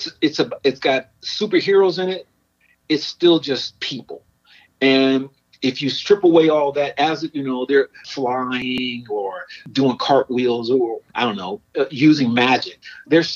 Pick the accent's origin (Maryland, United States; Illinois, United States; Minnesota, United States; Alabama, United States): Illinois, United States; Chicago; I grew up in Chicago